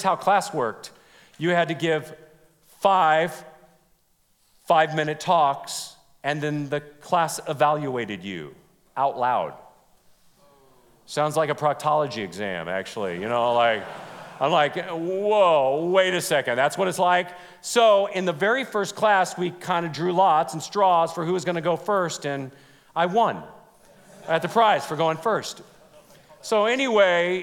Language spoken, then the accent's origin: English; California, United States; moved away; I was from California